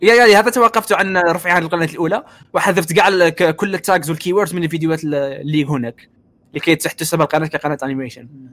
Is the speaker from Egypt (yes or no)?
no; Algeria; انا جزائري